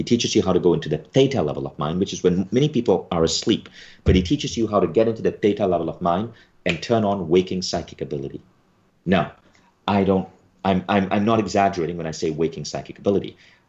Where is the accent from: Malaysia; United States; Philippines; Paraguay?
Malaysia; When I was a kid growing up in Malaysia and I couldn't afford to take a Silva class at the age of 14